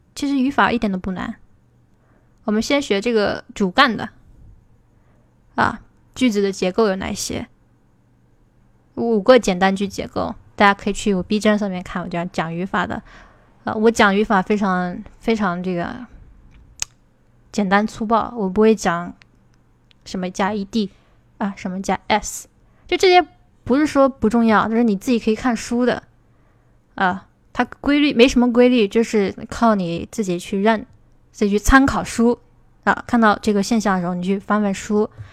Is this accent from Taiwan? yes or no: no; China; 我们中国人学英语的时候